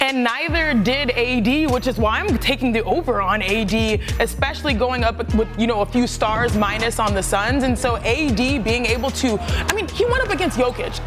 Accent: Texas, United States; growing up in Texas

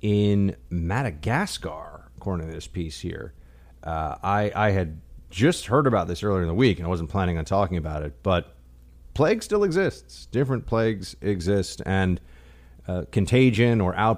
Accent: New York City, New York, United States; not just the city I live in now, but my hometown, the city I grew up

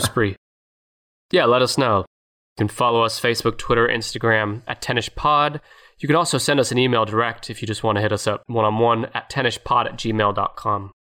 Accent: United States; as an American

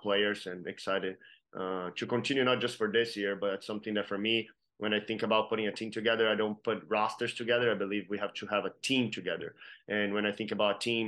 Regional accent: Brazil; now in Kansas City, United States; I'm from Brazil

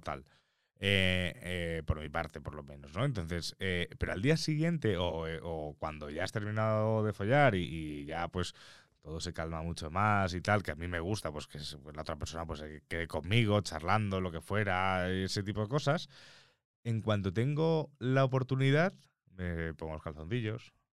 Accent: Mallorca, Balearic Islands, Spain; yo como mallorquín, eh, Mallorca, eh, Todos los años íbamos a la playa con el colegio mínimo una vez al año

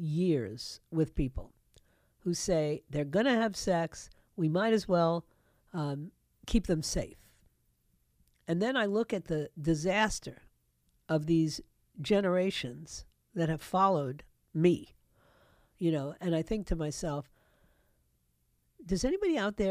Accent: New York, United States; my hometown of New York

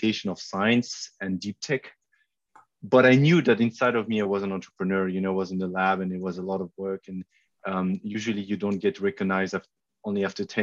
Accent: France; moved away as an adult; also born or lived in Germany; I'm French German. I grew up in France in a very small village of 1,000 inhabitants

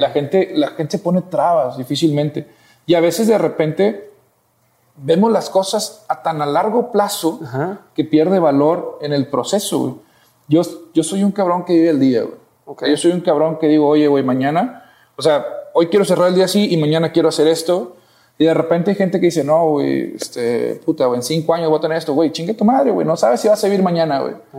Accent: Matamoros, Tamaulipas, Mexico; moved away as an adult; now in Monterrey, Mexico

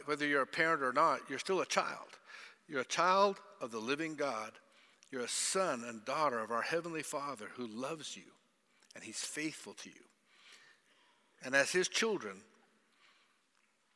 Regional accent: Zimbabwe

